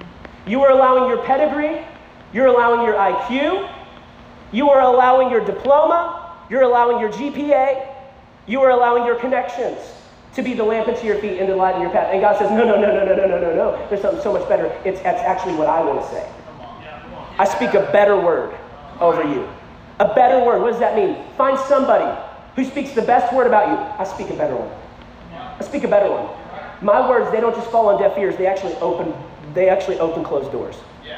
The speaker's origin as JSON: {"language": "English", "region": "Texas", "country": "United States", "said": "many people, when they find out I'm from Texas, they are shocked. Okay, they're like, what part of Texas? I'm like, West Texas. They're like, you're from West Texas? I'm like, yeah."}